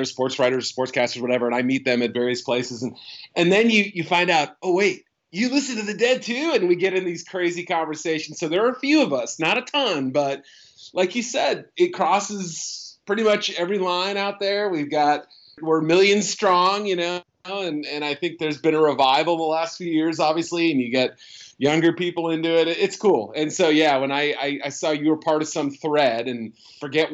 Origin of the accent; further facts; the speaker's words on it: Haverhill, Massachusetts, United States; moved away; also born or lived in Andover, Massachusetts; I grew up north of Boston in a town called Haverhill, Massachusetts, and then eventually Andover, Mass